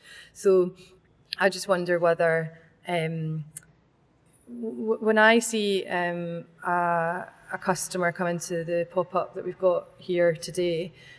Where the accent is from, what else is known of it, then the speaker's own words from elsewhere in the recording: Glasgow, Scotland, United Kingdom; moved away as an adult; now in Edinburgh, United Kingdom; I've lived in Edinburgh for nearly 10 years, but I'm from Glasgow.